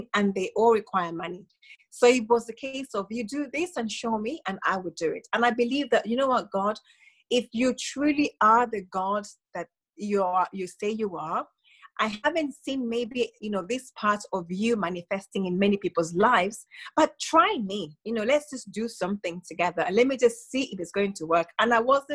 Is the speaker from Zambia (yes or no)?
yes; Zambia; moved away as an adult; now in United Kingdom; growing up in Zambia, we were told, or I was brought up being told, you go to school, get a job, go to uni